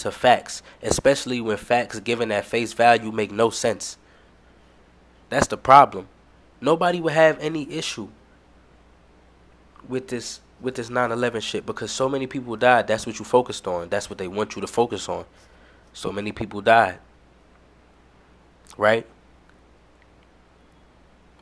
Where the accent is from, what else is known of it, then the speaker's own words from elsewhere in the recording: New York, United States; I'm from New York